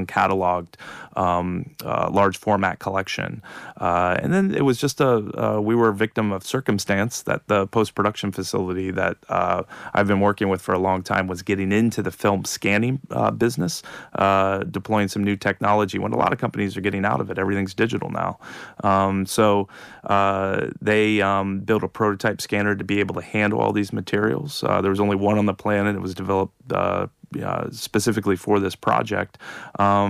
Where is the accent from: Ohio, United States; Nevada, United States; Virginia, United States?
Ohio, United States; I did grow up in the same part of the world as Neil Armstrong and John Glenn and the Wright brothers